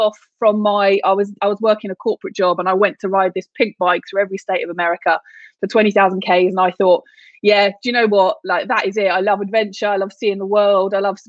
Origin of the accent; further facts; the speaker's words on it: London, United Kingdom; I grew up in London and I spent a lot of time on the river rowing